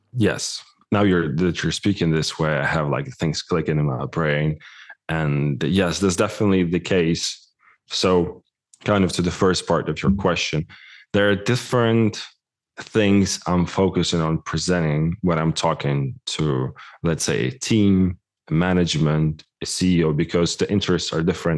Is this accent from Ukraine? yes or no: yes; Ukraine; moved away; I'm originally from Ukraine